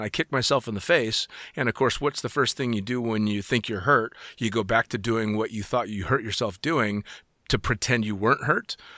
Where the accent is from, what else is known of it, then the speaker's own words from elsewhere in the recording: United States; being an American